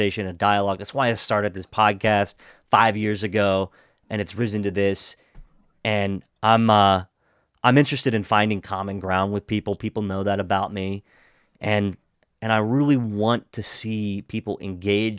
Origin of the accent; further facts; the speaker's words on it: Washington County, Pennsylvania, United States; moved away as an adult; also born or lived in Pittsburgh, Pennsylvania; now in Montgomery County, Maryland, United States; I grew up in Washington County, and Washington County is an interesting place